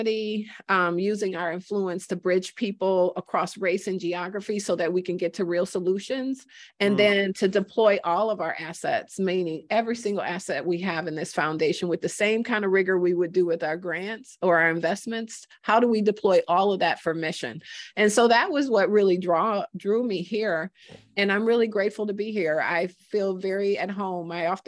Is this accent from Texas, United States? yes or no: no; Detroit, Michigan, United States; now in Twin Cities, United States; So I am a Detroit girl. I grew up in Detroit and spent most of my life there. So I think it was as much of a surprise for me as many others when I moved to the Twin Cities